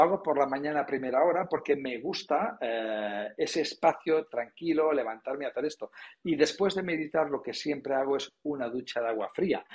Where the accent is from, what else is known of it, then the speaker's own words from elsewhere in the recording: Palamós, Catalonia, Spain; soy de la costa, nací en Palamos, en la Costa Brava